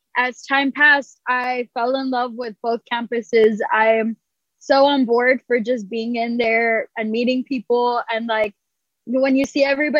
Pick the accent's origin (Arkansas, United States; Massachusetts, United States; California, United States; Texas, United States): Texas, United States; Edinburg; I actually went to school in Brownsville, and I'm from Edinburgh, so I would make the drive over every week.